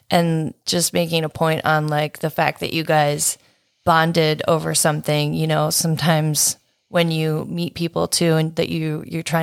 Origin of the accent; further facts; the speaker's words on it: California, United States; growing up in California